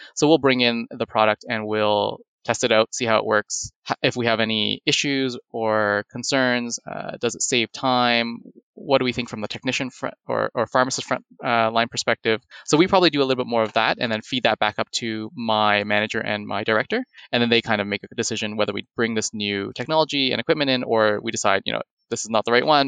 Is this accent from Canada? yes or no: yes; Toronto, Ontario, Canada; also born or lived in Hamilton, Canada; am born and raised in Toronto, in Canada